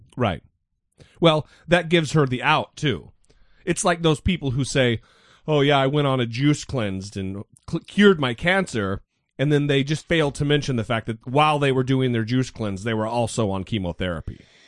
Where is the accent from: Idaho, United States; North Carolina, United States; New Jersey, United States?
Idaho, United States; Nez Perce Indian Reservation, northern; I grew up on the Nez Perce Indian reservation in northern Idaho